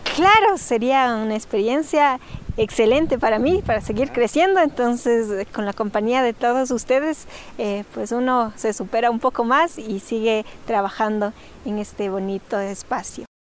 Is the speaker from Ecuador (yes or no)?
yes; Cañar, Ecuador; Cañar, de donde yo soy